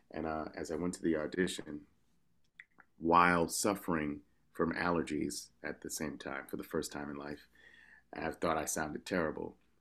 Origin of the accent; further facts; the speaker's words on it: New York, United States; I'm from New York, so I don't even consider that an accent